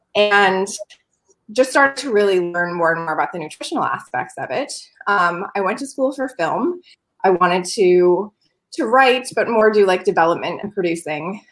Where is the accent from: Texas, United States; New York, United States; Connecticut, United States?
New York, United States; moved away as an adult; also born or lived in Los Angeles; i grew up on a dairy farm in a dairy town in the middle of nowhere in new york state